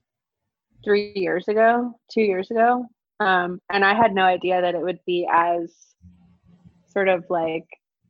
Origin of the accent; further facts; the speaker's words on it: Alabama, United States; moved away; I'm from here. My family's lived here for centuries, actually. So yeah, my family history is like very, very rooted in Alabama. And a lot of my aesthetic kind of, I think, comes from growing up in the South